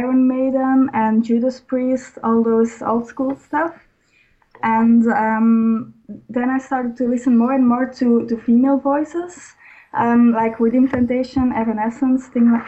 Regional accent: Belgium; I am a girl from Belgium.

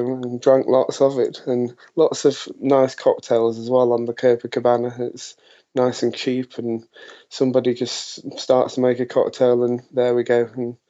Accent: United Kingdom; us being British and everything, it's still very hot for us over there.

